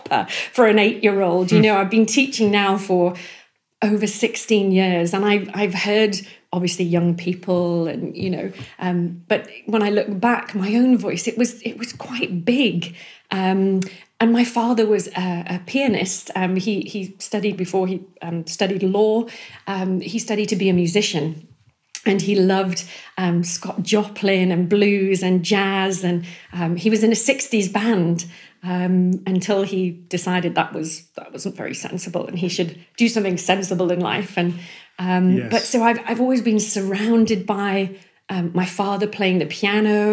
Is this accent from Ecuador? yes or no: no; Northumberland, North East England, United Kingdom; I'm from Northumberland, sort of Outer Hebrides of Northumberland